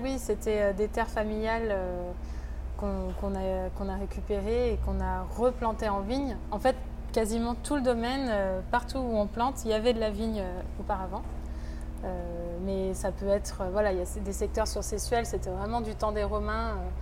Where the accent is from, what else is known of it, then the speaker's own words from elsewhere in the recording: France; je suis de Sessuel, donc voilà, j'ai grandi au village, c'est vraiment mon secteur